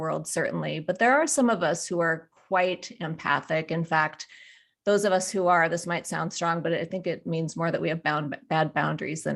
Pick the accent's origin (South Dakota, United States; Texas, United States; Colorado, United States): South Dakota, United States; Black Hills; I'm a South Dakota girl. I grew up in the Black Hills